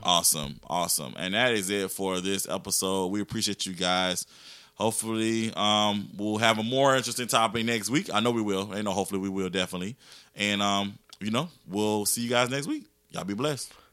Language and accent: English; Augusta, Georgia, United States; I'm from Georgia, people, people assume that I'm from Atlanta, and I'm like, "Nah, I'm from Augusta."